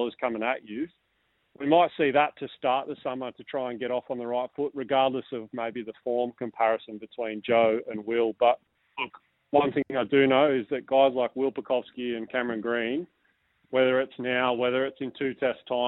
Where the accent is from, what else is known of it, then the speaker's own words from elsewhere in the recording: Australia; as an Australian